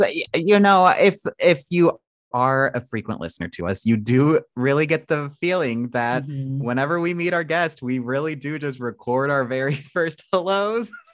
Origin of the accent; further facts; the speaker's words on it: Carlinville, Illinois, United States; now in Los Angeles, United States; I'm from Illinois, but like closer to Springfield.